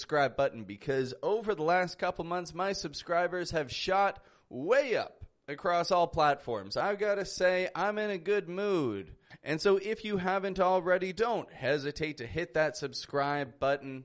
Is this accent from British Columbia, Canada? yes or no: no; Toronto, Ontario, Canada; now in Mexico; I'm from Toronto, Canada, and I live in Mexico at the moment